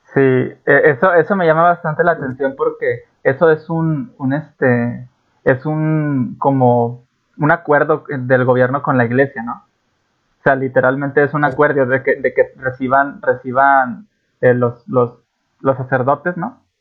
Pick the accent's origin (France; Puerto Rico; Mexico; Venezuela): Mexico; yo soy de México